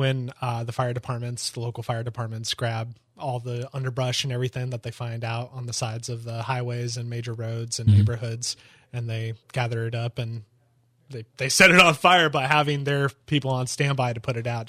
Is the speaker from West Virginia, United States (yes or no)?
no; Evansville, Indiana, United States; now in Daytona, United States; I'm from Evansville, Indiana.